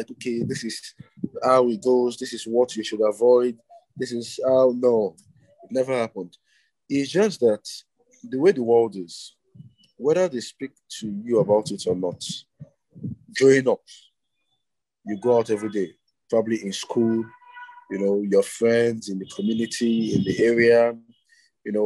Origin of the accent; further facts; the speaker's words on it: Abia, Nigeria; I am from Abia State, Nigeria